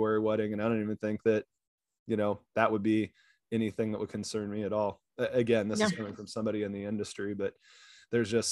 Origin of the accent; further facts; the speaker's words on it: Kansas, United States; moved away; growing up in Kansas